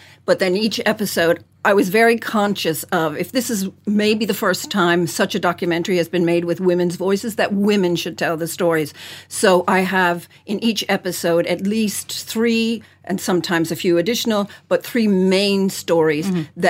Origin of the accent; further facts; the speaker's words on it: Ireland; also born or lived in United States; I'm Irish, but I didn't always live here